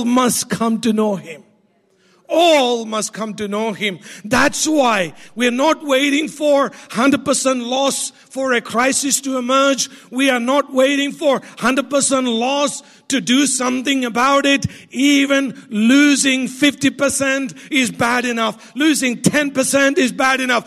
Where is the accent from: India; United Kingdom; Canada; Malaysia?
India; I'm Indian